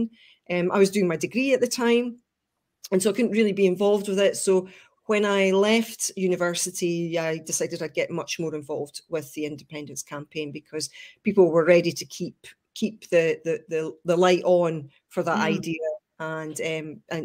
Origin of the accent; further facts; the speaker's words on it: Chester, North West England, United Kingdom; moved away; also born or lived in Scotland; initially I was brought up in Chester in England. My mum and dad moved there when I was a baby, and I always felt Scottish